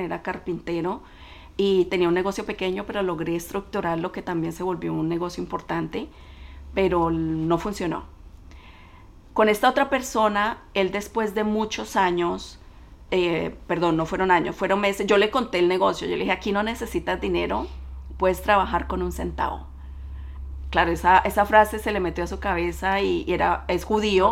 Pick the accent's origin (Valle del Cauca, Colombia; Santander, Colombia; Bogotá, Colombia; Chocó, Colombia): Valle del Cauca, Colombia; Cali; moved away as an adult; now in United States; soy colombiana de Cali. Emigré a este país en el 97, recién me había graduado de la universidad